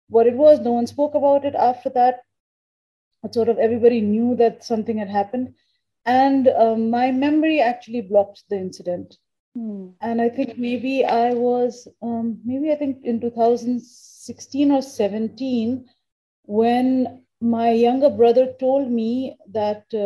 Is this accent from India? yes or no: yes; India; So, um, and I, I am originally Indian. Okay. So my family took me back to India. We used to go to India for summer vacations.